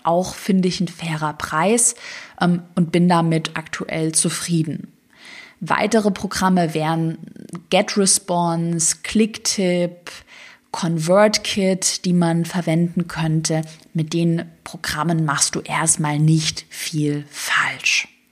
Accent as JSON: {"language": "German", "region": "Swabia", "country": "Germany", "moved": "yes", "said": "ich komme ja aus dem Schwabenland ursprünglich"}